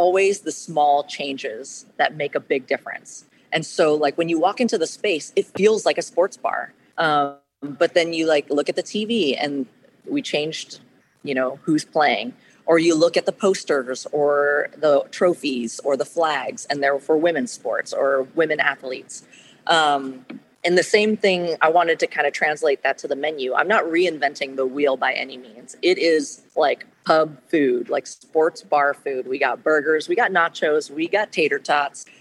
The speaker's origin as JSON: {"language": "English", "town": "Portland", "region": "Oregon", "country": "United States", "tie": "born or raised there", "said": "I was born and raised in Portland"}